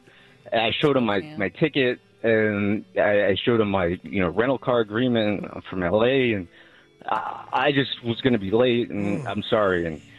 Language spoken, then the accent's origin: English; Los Angeles, California, United States; I'm from L.A.